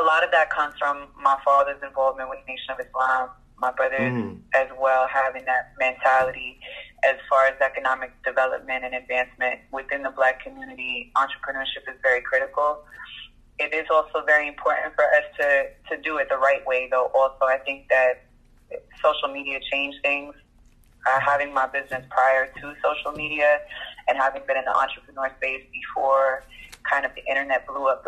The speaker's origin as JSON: {"language": "English", "town": "New York City", "region": "New York", "country": "United States", "also_born_or_lived": "Bronx / Birmingham, Alabama / Toronto", "accent": "New York", "moved": "as an adult", "lives_now": "Atlanta, United States", "said": "I'm from Dyckman, which is Washington Heights. Well, technically it's Inwood"}